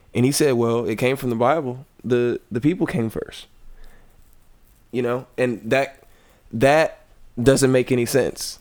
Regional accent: the South, United States; I come from the South, which is of generally a Baptist uh, grown

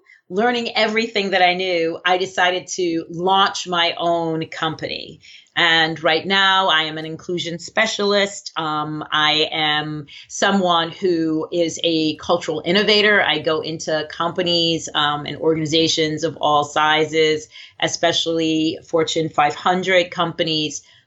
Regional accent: Baltimore, Maryland, United States; I was brought up actually in Baltimore, Maryland, with amazing parents

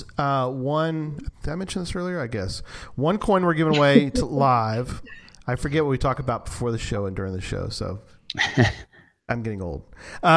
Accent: Texas, United States; we're from Texas

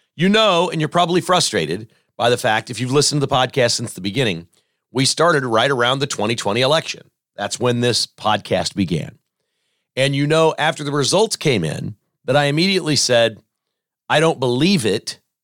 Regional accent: Kansas, United States; also born or lived in Joplin, Missouri / Lenexa, Kansas; I grew up in Kansas.

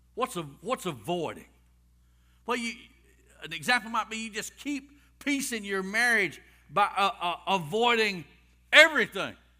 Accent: Rockmart, Georgia, United States; I was raised in Rock Mart

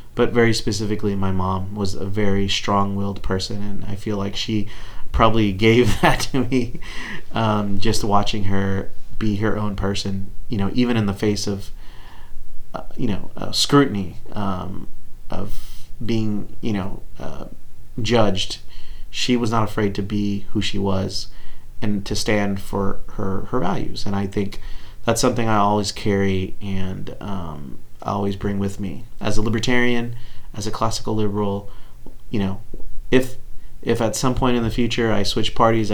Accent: Texas, United States

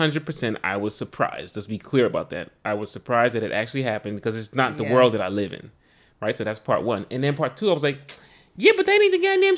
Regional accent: New York, United States; Because we're from New York

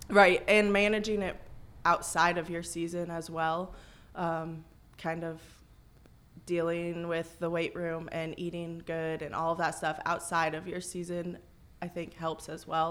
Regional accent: Galva, Illinois, United States; I'm local. I'm from Galva, so grew up there

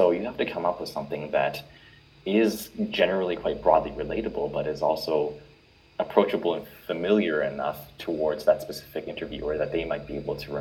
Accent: Edmonton, Alberta, Canada; I was born in Edmonton, and I was raised by my parents who were immigrants from Hong Kong.

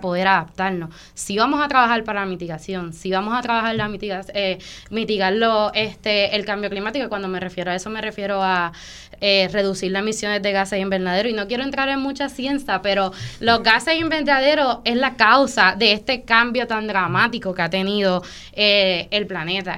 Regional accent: Vega Alta, Puerto Rico; yo soy nacida y criada en Vega Alta

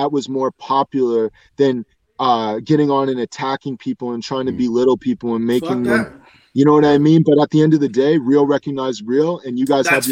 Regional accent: Dartmouth, Nova Scotia, Canada; I'm from Dartmouth, Nova Scotia, man. I'm from small little tiny place

